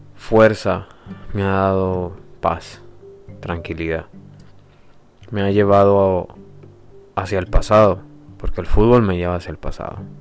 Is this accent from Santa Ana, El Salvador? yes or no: no; San Miguel, El Salvador; soy salvadoreño, nací en San Miguel